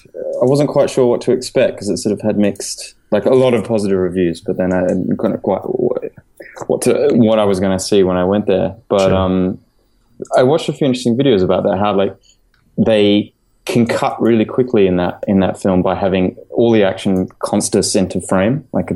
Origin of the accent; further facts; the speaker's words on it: Australia; also born or lived in London; now in Sydney, Australia; growing up in Australia